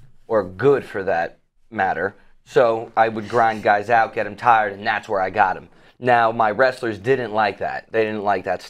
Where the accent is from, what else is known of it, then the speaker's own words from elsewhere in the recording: Long Beach, New York, United States; I hail from Long Beach, New York, Long Island stand-up